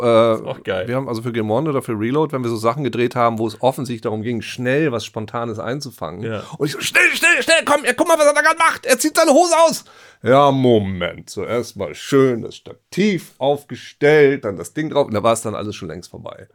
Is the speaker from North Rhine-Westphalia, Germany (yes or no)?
no; East Frisia, Lower Saxony, Germany; ich bin Ostfriese